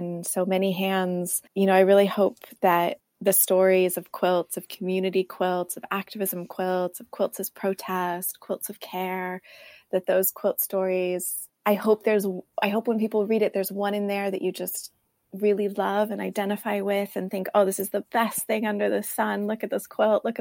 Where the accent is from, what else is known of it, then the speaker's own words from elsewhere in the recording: right outside of San Francisco, California, United States; I grew up right outside of San Francisco in California.